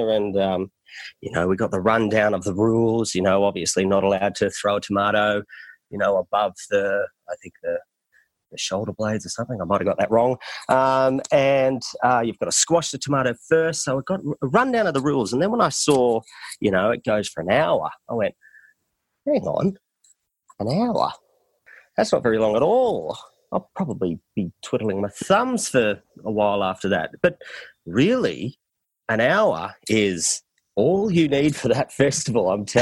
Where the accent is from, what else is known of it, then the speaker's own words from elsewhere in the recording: Australia; accent: Australian; my Australian accent